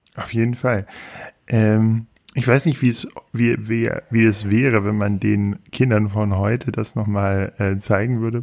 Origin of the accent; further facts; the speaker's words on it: Peine, Lower Saxony, Germany; ich bin in Peine aufgewachsen.